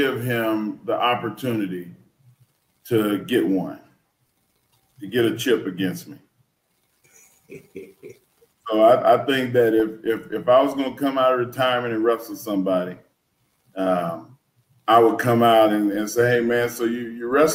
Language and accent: English; Texas, United States; I'm a Texan